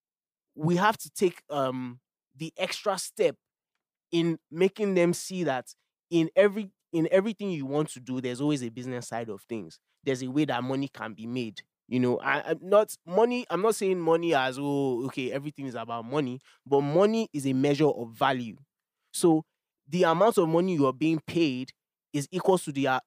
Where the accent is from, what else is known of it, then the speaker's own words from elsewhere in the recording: Nigeria; I am a Nigerian